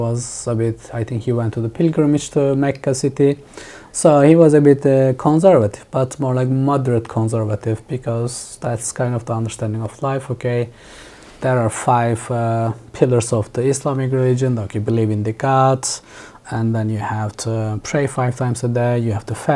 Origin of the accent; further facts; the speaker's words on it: Mediterranean Region, Turkey; English is a second language; moved away as an adult; also born or lived in Istanbul / Dubai; now in Berlin, Germany; I grew up in a rural village on the South Mediterranean coast on the Taurus Mountains